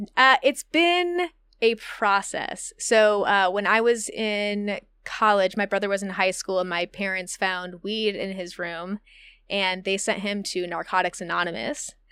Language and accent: English; Midwest, United States; moved away as an adult; also born or lived in Indiana; now in Humboldt, United States; I'm from the Midwest